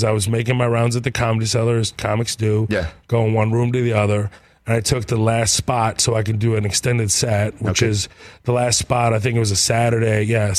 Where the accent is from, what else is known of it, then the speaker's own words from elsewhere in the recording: Texas, United States; I'm from Texas.